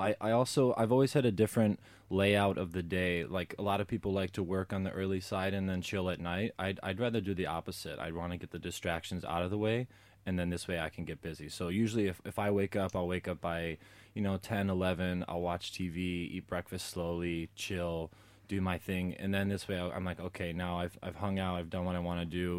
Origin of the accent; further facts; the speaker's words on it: Chicago, Illinois, United States; was born and raised in Chicago